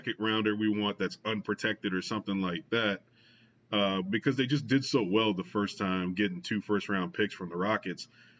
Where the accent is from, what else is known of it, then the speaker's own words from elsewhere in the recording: LaPlace, Louisiana, United States; I grew up outside of New Orleans in La Place